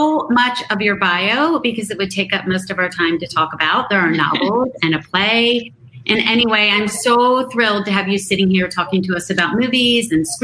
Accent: Philadelphia, Pennsylvania, United States; We grew up together in Philadelphia and went to the same church.

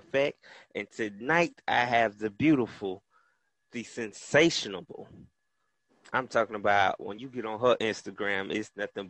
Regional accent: Tallahassee, Florida, United States; I'm from the North Florida area, hailing from Tallahassee, Florida. Shout out to the 850.

